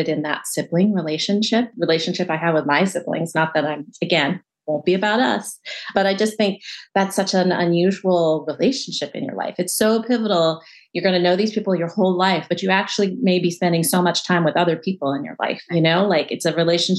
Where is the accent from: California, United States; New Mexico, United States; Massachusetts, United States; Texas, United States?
California, United States; outside of LA; I grew up in California outside